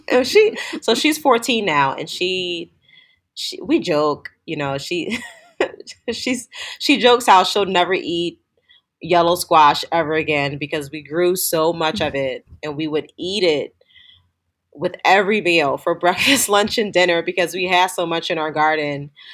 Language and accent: English; Philadelphia, Pennsylvania, United States; growing up in inner city Philadelphia